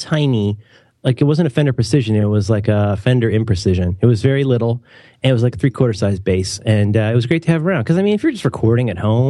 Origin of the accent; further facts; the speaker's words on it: Ohio, United States; I'm from Ohio.